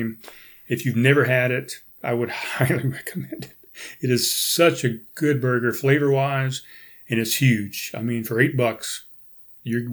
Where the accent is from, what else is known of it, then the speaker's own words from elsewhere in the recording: North Charleston, South Carolina, United States; growing up in Pepper Hill here in North Charleston